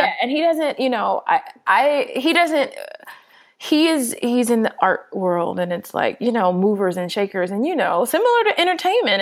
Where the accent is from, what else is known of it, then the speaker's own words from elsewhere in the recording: Los Angeles, California, United States; now in Atlanta, United States; I'm from Los Angeles